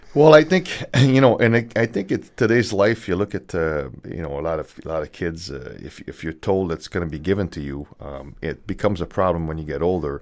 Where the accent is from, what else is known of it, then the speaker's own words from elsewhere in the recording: Canada; moved away; also born or lived in California; I'm Canadian